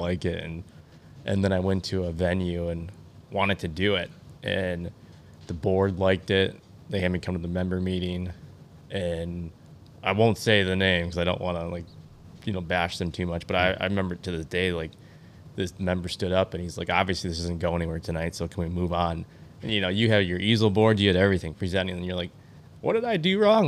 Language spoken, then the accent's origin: English; Michigan, United States; born and raised in Michigan